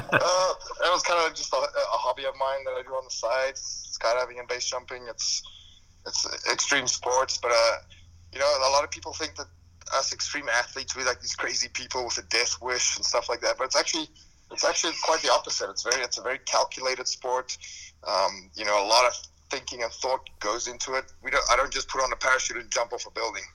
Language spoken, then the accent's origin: English; South Africa; moved away as an adult; now in United States; I grew up in South Africa, and that's where I mainly worked